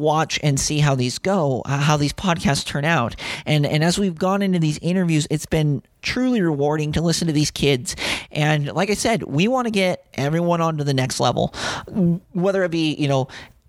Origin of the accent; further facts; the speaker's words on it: Grantsville, Utah, United States; now in St. George, United States; I'm from Grantsville, Utah